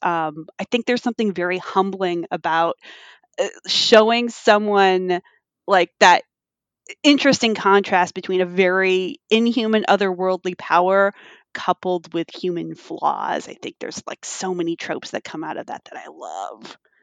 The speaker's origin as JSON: {"language": "English", "region": "California", "country": "United States", "said": "as a Californian"}